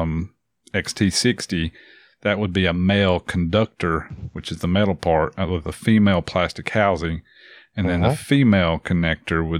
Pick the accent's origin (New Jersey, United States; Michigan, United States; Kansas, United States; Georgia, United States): New Jersey, United States; I'm from Jersey